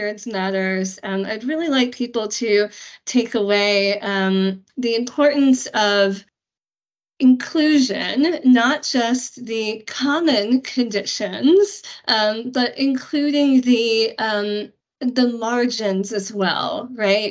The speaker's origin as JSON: {"language": "English", "country": "United States", "said": "as an American"}